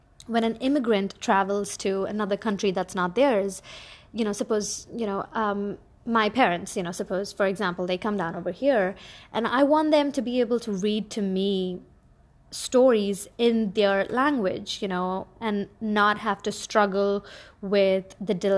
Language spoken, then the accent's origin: English; Bahrain; I am an Indian by origin, but I grew up in the Middle East in a little island called Bahrain.